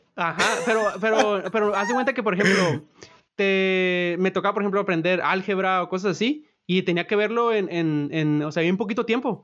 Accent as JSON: {"language": "Spanish", "region": "Sinaloa", "country": "Mexico", "moved": "as an adult", "lives_now": "Silicon Valley, United States", "said": "yo soy de Sinaloa"}